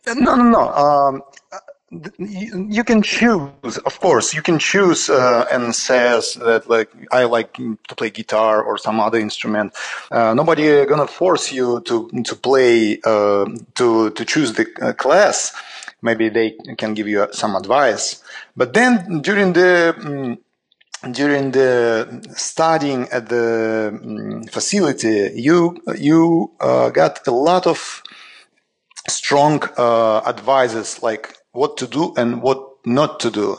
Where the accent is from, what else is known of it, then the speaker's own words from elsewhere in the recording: Saint Petersburg, Russia; we just launched a uh, new just record label in Saint Petersburg, in my hometown